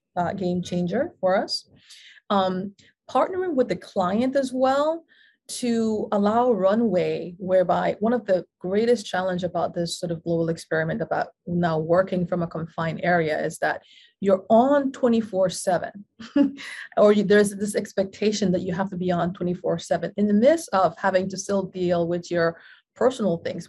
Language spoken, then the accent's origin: English; Panama; now in New York, United States; an implant from across the world, originally born and bred in Panama